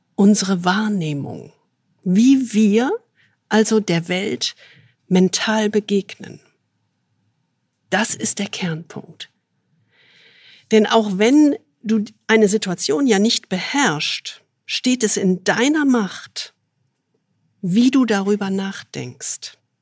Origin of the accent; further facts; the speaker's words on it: Rhineland, Germany; ich als rheinisches Naturgewächs